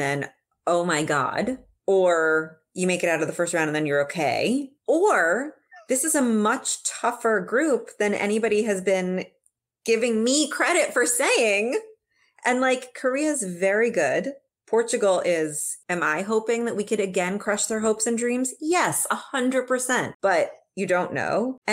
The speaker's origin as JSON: {"language": "English", "country": "Uruguay"}